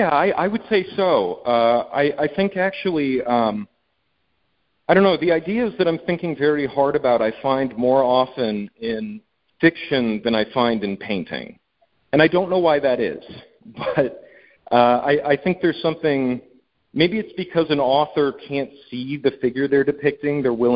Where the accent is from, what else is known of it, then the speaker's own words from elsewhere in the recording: Midwest, United States; and I'm from the Midwest, So I love, you know, it really sketches in why, you know, there's a good natured aspect to Midwestern people, but they're also very morbid.